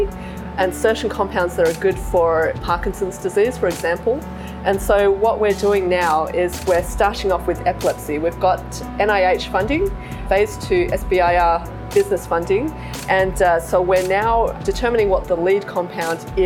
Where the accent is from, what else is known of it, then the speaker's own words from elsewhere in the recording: Western Australia, Australia; moved away as an adult; also born or lived in United Kingdom / Research Triangle Park, North Carolina; now in Charleston, United States; So I was born in a very small town in Western Australia. It's a small gold mining town. And I lived there for most of my life, up until the age of about 26, I guess.